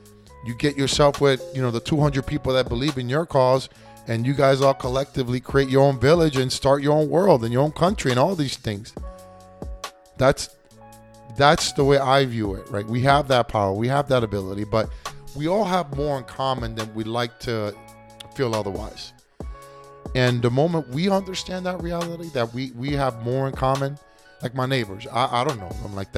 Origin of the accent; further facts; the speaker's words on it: New York, United States; born there; I've been an American since 9 years old. I was born in New York.